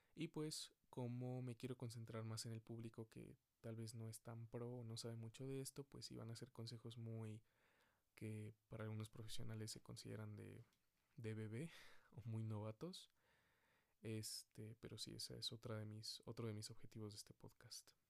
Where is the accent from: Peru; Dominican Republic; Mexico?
Mexico; Mexico City; Soy de la Ciudad de México